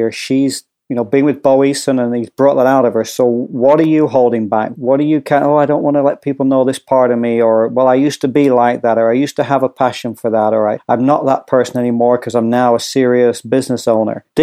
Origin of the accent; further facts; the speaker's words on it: Hoboken, New Jersey, United States; accent: pseudo Scottish Northern English; I'm actually from Hoboken, New Jersey, but I just have this pseudo Scottish Northern English accent